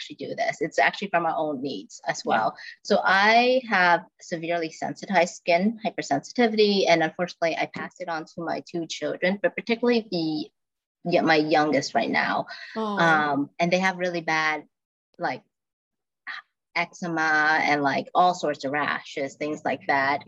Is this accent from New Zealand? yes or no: no; Vietnam; moved away; I'm from Vietnam